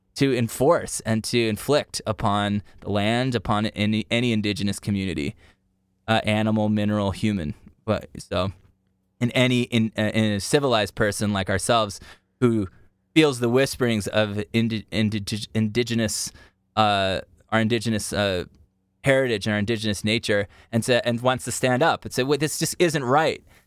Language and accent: English; Utah, United States; growing up in Utah